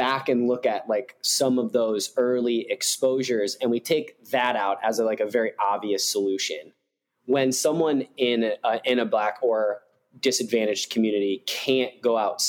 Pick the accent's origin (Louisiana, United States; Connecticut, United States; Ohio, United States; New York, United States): Ohio, United States; Cincinnati; also born or lived in Chicago suburbs, Illinois; now in Chicago, United States; I grew up in Cincinnati and had way more interactions with like Black kids, Black friends, Black teammates way earlier on, and then moved to a Chicago suburb.